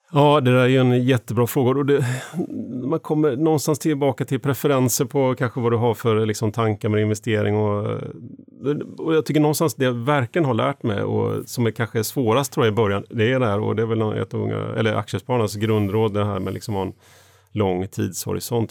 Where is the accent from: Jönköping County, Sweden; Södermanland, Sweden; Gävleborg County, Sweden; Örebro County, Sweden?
Jönköping County, Sweden; Eksjö; när jag växte upp, eh, Eksjö i Småland